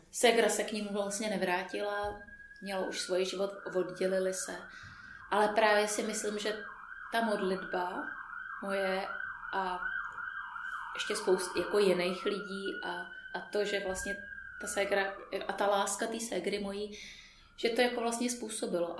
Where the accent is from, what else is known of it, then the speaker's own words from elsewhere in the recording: Písek, South Bohemian Region, Czechia; moved away as an adult; also born or lived in United States; now in Prague, Czechia; Pocházím z Písku, narodila jsem se v Písku, eh, tam jsem běžela hm, asi do, než jsem do maturity